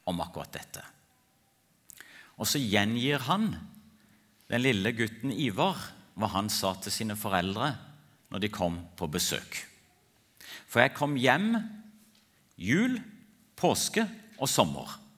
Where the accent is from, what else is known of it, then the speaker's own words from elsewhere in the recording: Ethiopia; Jeg ble født og vokste opp i Etiopia som misjonærbarn.